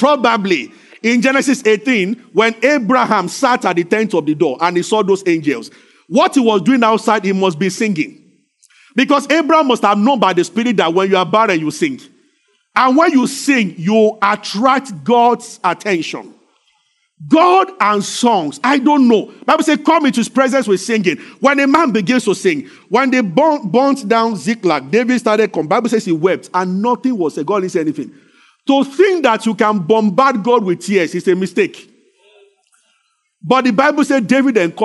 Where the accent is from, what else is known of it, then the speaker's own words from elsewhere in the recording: Abeokuta, Ogun State, Nigeria; I grew up in Abeokuta because it's a rocky city.